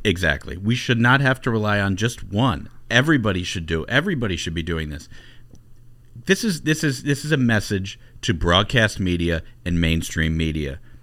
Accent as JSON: {"language": "English", "region": "Ohio", "country": "United States", "tie": "born or raised there", "said": "grew up in Ohio"}